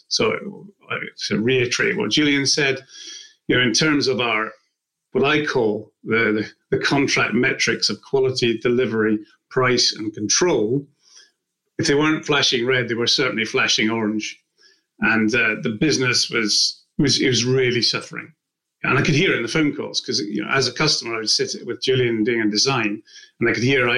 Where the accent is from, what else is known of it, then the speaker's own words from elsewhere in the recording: Scotland, United Kingdom; now in Winchester, United Kingdom; I live in Winchester at the moment. I'm originally from Scotland